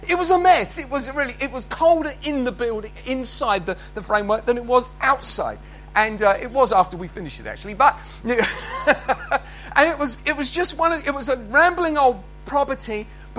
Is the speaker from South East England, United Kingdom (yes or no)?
yes; Haywards Heath, South East England, United Kingdom; I was born in Haywards Heath, and I'd come back to work there with my uncles